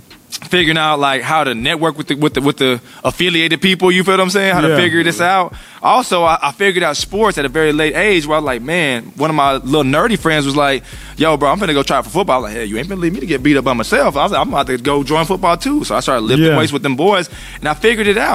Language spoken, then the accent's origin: English; Killeen, Texas, United States; I'm from Killeen, Fort Hood, the hood